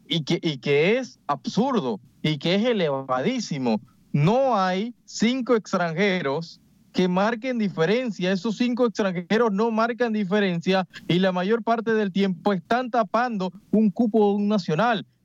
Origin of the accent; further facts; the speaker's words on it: Panama; Yo como panameño le termino tapando un sitio a un nicaragüense.